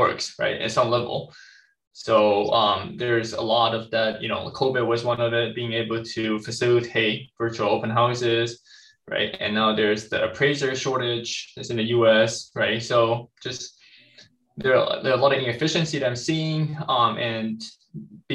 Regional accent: Taiwan; moved away; I was born and raised in Taiwan

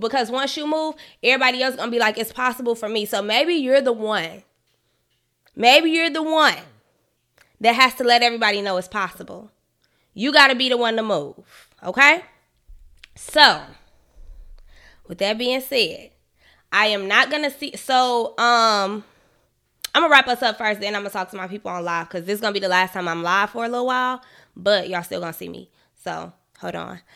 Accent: Chicago, Illinois, United States; from Chicago

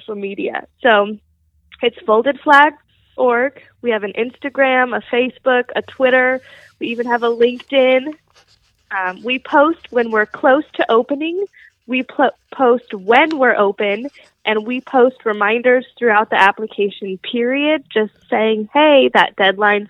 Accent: Las Vegas, Nevada, United States; growing up in Las Vegas, you're always told the house always wins

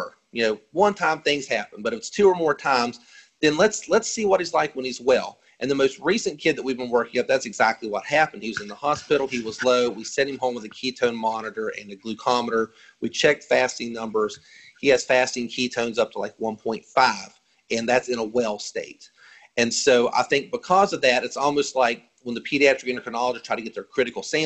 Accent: West Virginia, United States; I'm from West Virginia

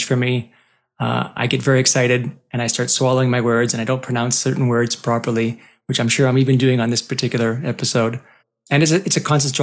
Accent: Montreal, Quebec, Canada; I was born and raised in Montreal

